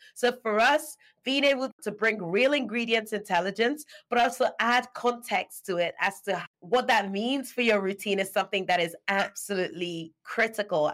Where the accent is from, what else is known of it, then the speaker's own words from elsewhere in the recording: Nigeria; moved away as an adult; now in United Kingdom; I'm Nigerian born and U K dwelling. I was born in Nigeria. I moved out to the U K to study